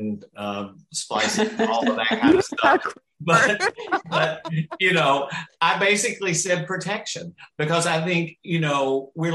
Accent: the South, United States; from the South

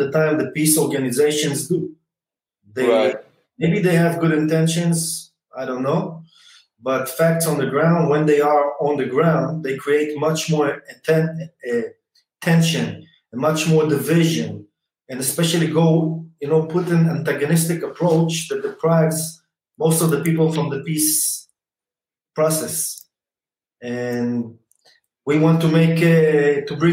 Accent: Kiryat Ono, Tel Aviv District, Israel; I'm originally from Tel Aviv, kind of, from Kiryat Ono

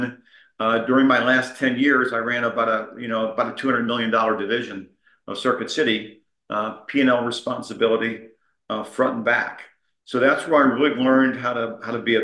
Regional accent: St. Louis, Missouri, United States; I grew up in St. Louis in a, I guess, probably a lower middle class family

